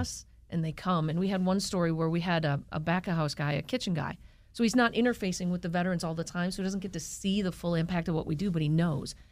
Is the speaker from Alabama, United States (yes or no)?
no; Wisconsin, United States; moved away; because we're from Wisconsin, we are a Packers bar